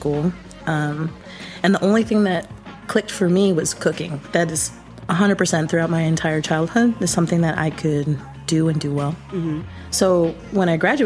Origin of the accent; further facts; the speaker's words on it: Chicago, Illinois, United States; So I'm Chicago born and raised. I grew up in Albany Park.